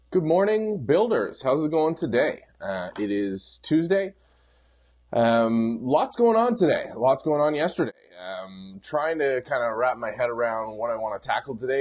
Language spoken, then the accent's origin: English; Canada; as a Canadian